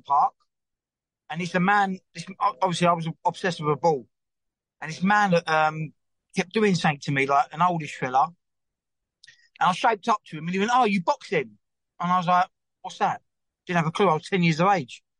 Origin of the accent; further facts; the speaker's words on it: London, United Kingdom; I used to live across the road from it, so in the Bucker Flats there, and that's where I grew up. And I was born in Forest Gate